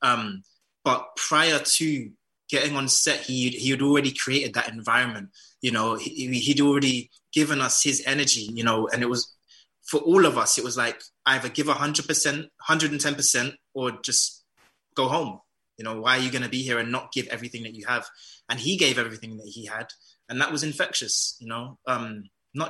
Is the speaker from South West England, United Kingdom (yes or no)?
no; London, United Kingdom; My culture is like, my heritage is Jamaican. I was born in London